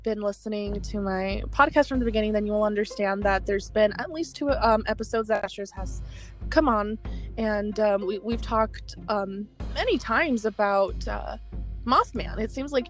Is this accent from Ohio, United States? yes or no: no; Arizona, United States; Arizona, where I live, my home state